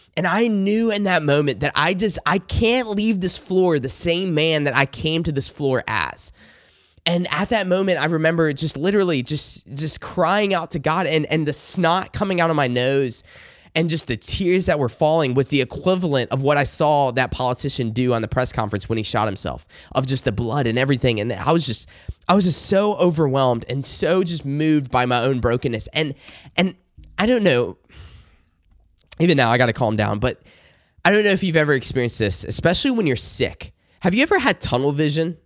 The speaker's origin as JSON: {"language": "English", "region": "South Carolina", "country": "United States", "tie": "born or raised there", "said": "I grew up in the Bible Belt in South Carolina."}